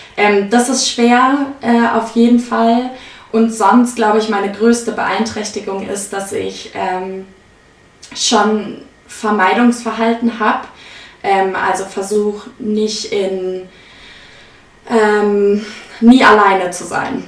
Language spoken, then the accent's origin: German; Munich, Bavaria, Germany; ich komme aus München